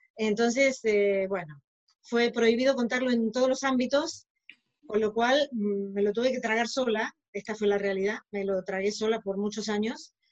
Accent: Argentina; moved away as an adult; now in Barcelona, Spain; yo soy originaria de Argentina, aunque ahora estoy viviendo en Barcelona

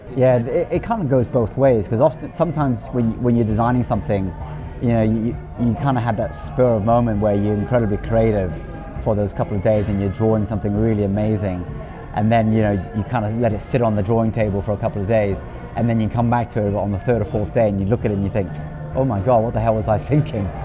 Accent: Hong Kong; moved away as an adult; also born or lived in Manchester, England; now in New Zealand; I was originally from Hong Kong, actually spent most of my life living in Hong Kong, grew up in Hong Kong

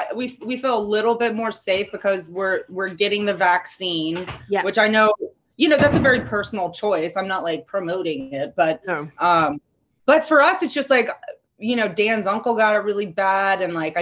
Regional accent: Canada; And you're like, oh, you're Canadian. I'm like, yes, I am Canadian. During the Trump regime, I was like, yeah, I'm totally Canadian.

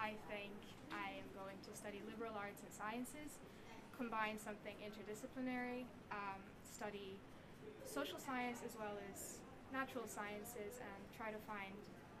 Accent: Bosnia & Herzegovina; also born or lived in Croatia / Brazil; So I am from Bosnia and Croatia. I lived in Brazil before coming to ASM, and I have been at ASM for 3 years, so since 10th grade.

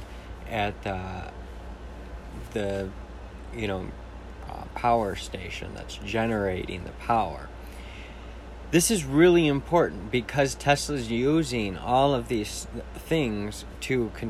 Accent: Jackson, Michigan, United States; in my hometown

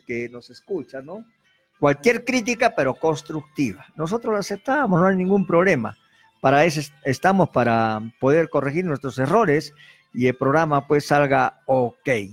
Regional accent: Arequipa, Peru; nosotros como arequipeños

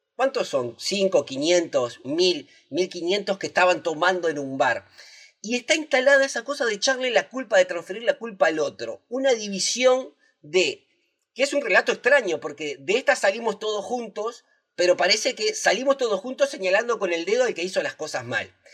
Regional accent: Uruguay; Los uruguayos virtuosos que mantuvimos a raya el coronavirus en 2020 somos los mismos uruguayos y uruguayas virtuosas

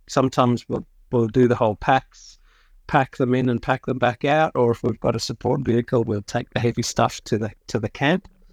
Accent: South Africa; moved away as an adult; I grew up in South Africa

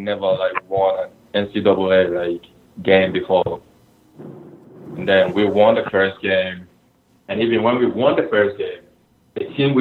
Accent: Ghana; now in United States; We grew up together in Ghana. Like, we played in the same academy. And we both came to the U.S. actually the same year

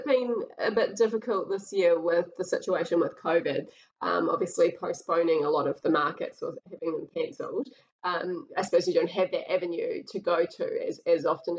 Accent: Auckland, New Zealand; Yeah, very suburbia, like, feeling out in East Auckland. I'm from there originally, too

